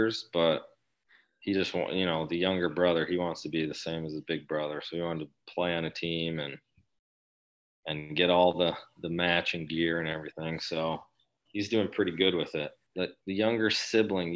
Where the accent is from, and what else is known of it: Brantford, Ontario, Canada; born or raised there